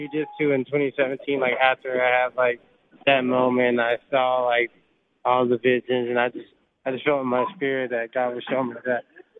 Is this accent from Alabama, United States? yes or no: yes; Alabama, United States; Well, I grew up in Chicagoland, Alabama, so I lived with, like, 12 other people, like my uncles and cousins.